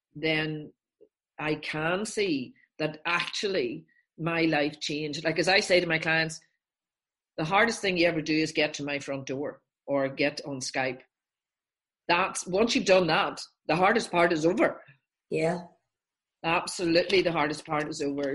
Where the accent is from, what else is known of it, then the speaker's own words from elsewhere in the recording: Northern Ireland, United Kingdom; I'm from Northern Ireland.